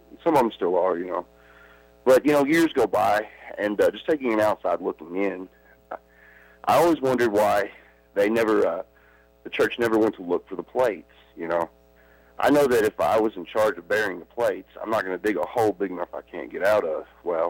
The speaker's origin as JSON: {"language": "English", "region": "Kentucky", "country": "United States", "tie": "born or raised there", "moved": "yes", "lives_now": "Ogden, United States", "said": "I'm calling from Ogden. I was actually an LDS member when I was younger in Kentucky."}